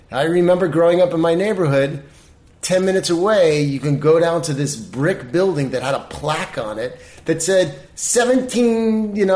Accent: Baltimore, Maryland, United States; now in Los Angeles, United States; I mean, when I moved here from Baltimore, I come from the land of you know, wallpaper and yeah.

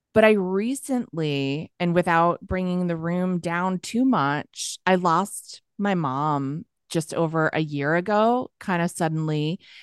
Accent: near Boston, Massachusetts, United States; moved away as an adult; also born or lived in New York City; I'm from Massachusetts. I just say Boston for short, near mm-hmm. Boston

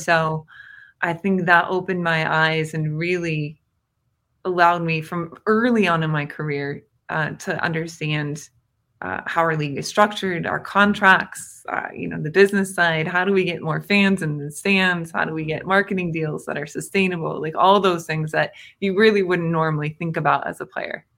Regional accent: Indiana, United States; growing up in Indiana

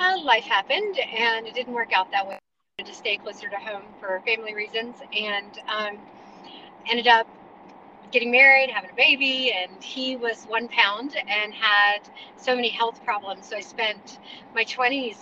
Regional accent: Charlotte, North Carolina, United States; we are from Charlotte, North Carolina. I'm a Carolina girl, born and raised

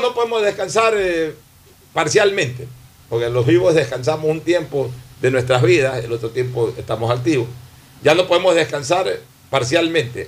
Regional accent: Ecuador; como ecuatoriano

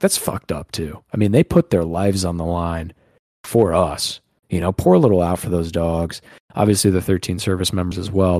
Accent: Northeast, United States; We're from the Northeast.

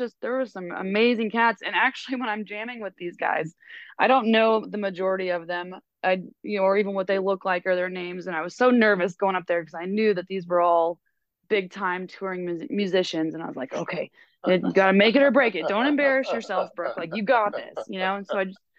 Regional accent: Kansas City, United States; I'm from Kansas City. I live there currently

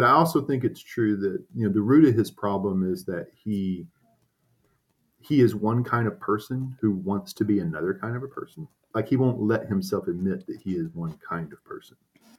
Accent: Arkansas, United States; it's about Arkansas, that it's about the sort of religious upbringing that I had.

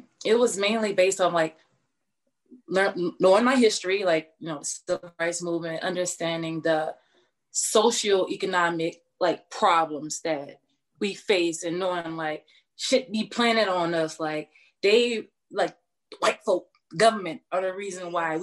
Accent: New Orleans, Louisiana, United States; I grew up, I'm from the Calio Projects, where Master P from

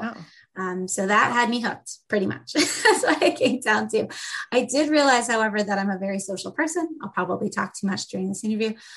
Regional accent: Massachusetts, United States; moved away; also born or lived in Syracuse, New York; I'm not from New York originally. I'm from Massachusetts.

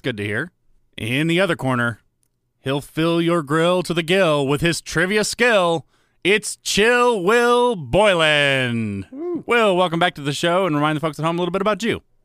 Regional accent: the South, United States; I grew up in the South

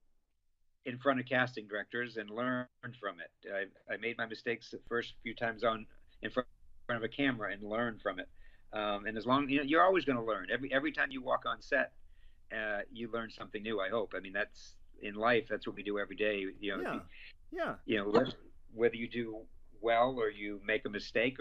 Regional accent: Maine, United States; moved away as an adult; now in Los Angeles, United States; Growing up in Maine

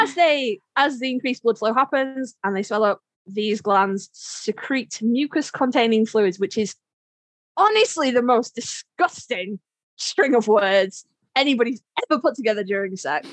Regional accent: United Kingdom; I'm British

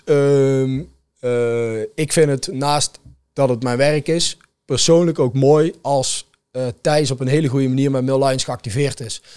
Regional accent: Netherlands; als Nederlander, in ieder geval werkzaam in de evenementenbranche

